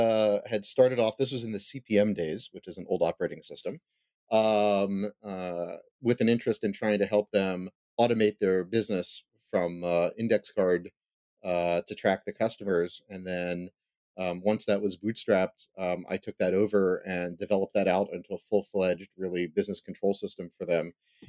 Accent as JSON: {"language": "English", "town": "Philadelphia", "region": "Pennsylvania", "country": "United States", "tie": "born or raised there", "said": "I haven't seen the show The Goldbergs, but we grew up one town over."}